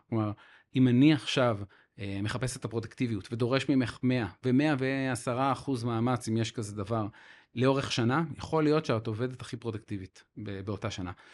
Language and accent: Hebrew; Haifa, Haifa District, Israel; אני חיפאי